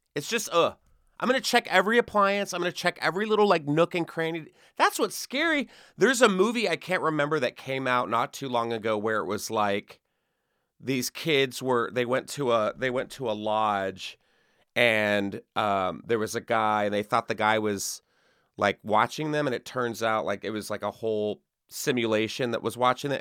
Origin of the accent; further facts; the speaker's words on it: Texas, United States; Texas, my home state